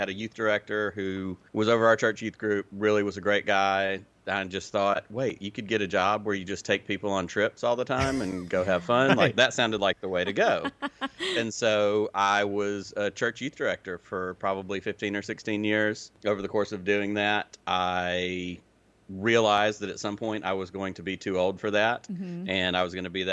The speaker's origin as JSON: {"language": "English", "town": "Selma", "region": "Alabama", "country": "United States", "tie": "born or raised there", "also_born_or_lived": "Peoria, Illinois", "accent": "hybrid Southern/Illinois", "said": "when I was 10, my family moved to obviously the most logical place from Peoria, Illinois, which was Selma, Alabama"}